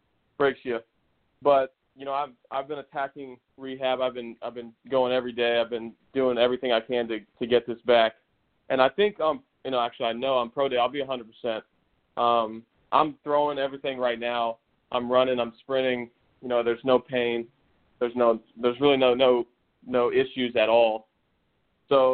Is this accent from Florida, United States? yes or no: yes; Tampa, Florida, United States; also born or lived in O'Neill, Nebraska; I moved to Tampa when I was 5 years old